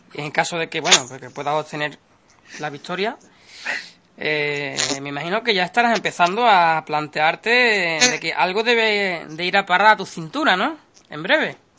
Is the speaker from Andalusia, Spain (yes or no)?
yes; Andalusia, Spain; yo soy de Quillolandia, porque somos gente del sur, Sevilla, Huelva